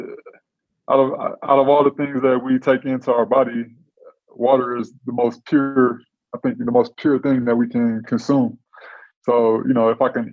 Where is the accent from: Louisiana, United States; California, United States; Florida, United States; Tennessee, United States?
California, United States; Oakland; also born or lived in Atlanta, Georgia / New York / Berkeley, California; I grew up in a town called Oakland, California. Grew up in East Oakland